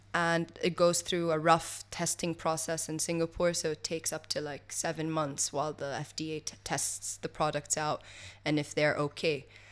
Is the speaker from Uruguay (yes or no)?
no; Kuwait; also born or lived in Switzerland; I grew up over here in Kuwait, and then I studied in Switzerland